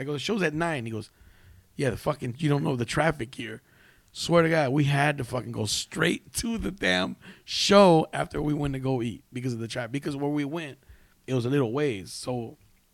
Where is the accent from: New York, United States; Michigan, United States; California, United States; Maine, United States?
California, United States; Huntington Park; also born or lived in Watts, Los Angeles; I grew up in Huntington Park.